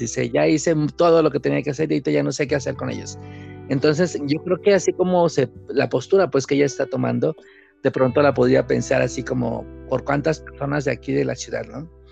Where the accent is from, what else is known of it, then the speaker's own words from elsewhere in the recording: Chiapas, Mexico; now in Mexico City, Mexico; yo hablo ahorita como chapaneco, yo por supuesto, a pesar de que vivo en la Ciudad de México y trabajo aquí y todo mi entorno está aquí ahorita, pues vengo del estado de Chiapas